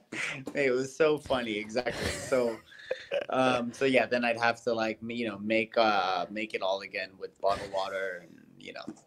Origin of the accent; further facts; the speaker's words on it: United States; moved away; being American